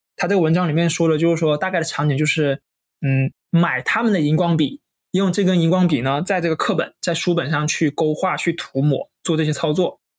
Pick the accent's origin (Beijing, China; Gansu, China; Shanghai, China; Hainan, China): Hainan, China; 因为我是海南人嘛